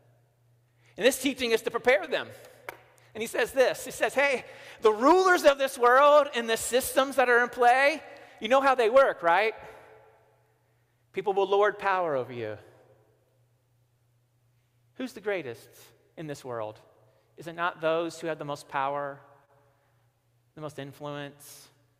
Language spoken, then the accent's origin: English; Missouri, United States; I'm from Missouri